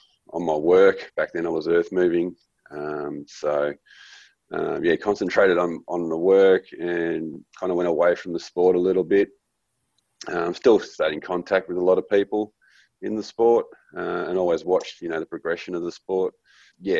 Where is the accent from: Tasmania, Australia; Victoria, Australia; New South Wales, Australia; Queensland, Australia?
Victoria, Australia; Mansfield; We grew up in Mansfield on Lake Eildon